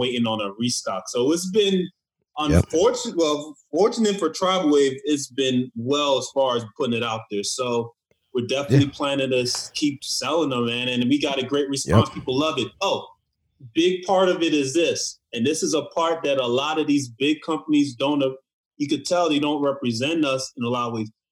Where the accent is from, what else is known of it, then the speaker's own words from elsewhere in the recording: Nigeria; I'm Nigerian.